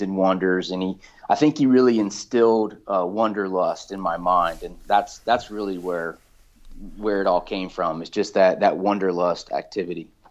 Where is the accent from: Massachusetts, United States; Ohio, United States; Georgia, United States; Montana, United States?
Georgia, United States; Valdosta; now in Florida, United States; I grew up in South Georgia